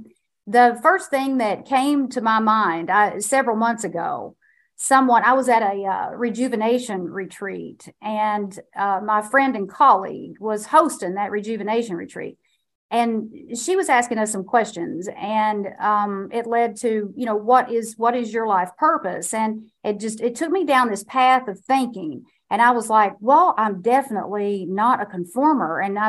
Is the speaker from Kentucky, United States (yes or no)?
yes; Kentucky, United States; And I was born and raised in Eastern Kentucky. And I inherited everything that comes along with being raised in a place that is a deep poverty pocket.